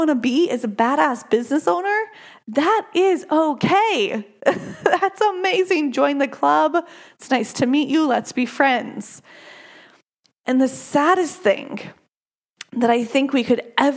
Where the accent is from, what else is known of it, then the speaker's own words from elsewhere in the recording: United States; I am an American